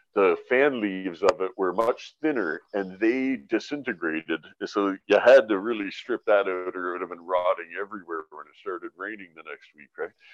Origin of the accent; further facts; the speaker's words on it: London, Ontario, Canada; also born or lived in Vancouver; now in British Columbia, Canada; I was from London, Ontario, and I grew in Medway Creek